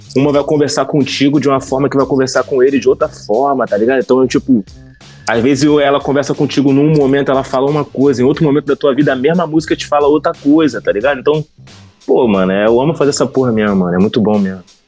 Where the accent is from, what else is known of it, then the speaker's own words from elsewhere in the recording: Baixada Fluminense, Rio de Janeiro, Brazil; eu tenho essa vivência de subúrbio, sou da Baixada Fluminense, tenho essa vivência com a Zona Norte ali